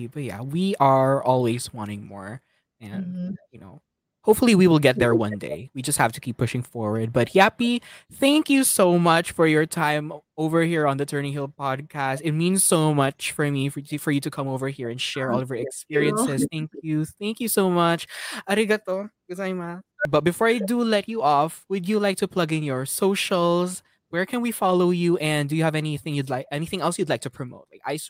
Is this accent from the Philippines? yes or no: yes; Philippines; So it's, you know, being Filipino, there are, of course, preconceived notions of what we are as a culture or as an ethnicity